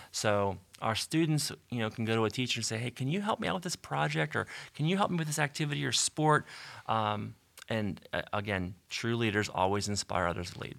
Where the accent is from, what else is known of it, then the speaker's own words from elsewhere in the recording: Canonsburg, Pennsylvania, United States; I grew up in Cannonsburg